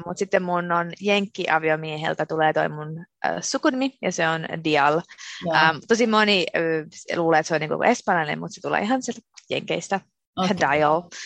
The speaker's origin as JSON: {"language": "Finnish", "country": "Finland", "tie": "born or raised there", "moved": "as an adult", "lives_now": "Amsterdam, Netherlands", "said": "mä olen syntynyt ja asunut Suomessa koko elämäni"}